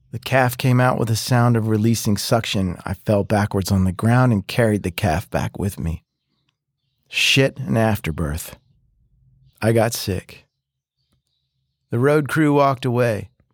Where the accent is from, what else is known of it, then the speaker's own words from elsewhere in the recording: Philadelphia, Pennsylvania, United States; moved away; I'm from Philly